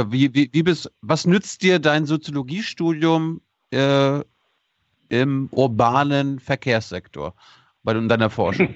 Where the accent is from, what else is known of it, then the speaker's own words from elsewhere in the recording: Mecklenburg-Vorpommern, Germany; Ich bin Mecklenburger, ich komme vom Land, also vom richtigen Land